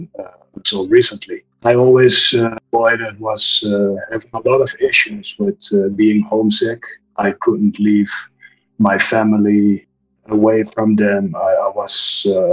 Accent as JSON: {"language": "English", "country": "Netherlands", "tie": "born or raised there", "moved": "as an adult", "lives_now": "Mexico", "said": "I'm originally from the Netherlands and immigrated to Mexico when I was around 19 years old."}